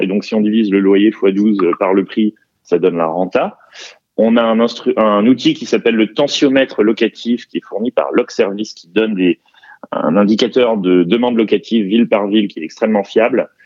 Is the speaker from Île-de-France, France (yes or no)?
yes; Paris, Île-de-France, France; je suis parisien